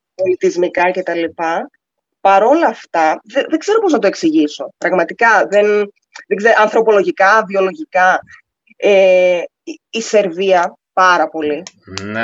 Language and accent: Greek; Greece; now in United Arab Emirates; ως Ελληνίδα